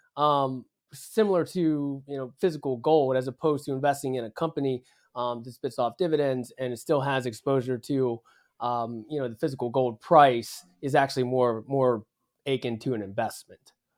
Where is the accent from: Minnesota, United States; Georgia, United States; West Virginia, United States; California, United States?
West Virginia, United States; I'm from West Virginia, so we're used to mining coal